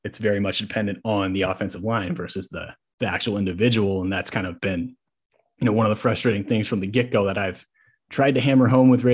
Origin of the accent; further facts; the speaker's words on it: Bay Area, California, United States; I grew up in the Bay Area.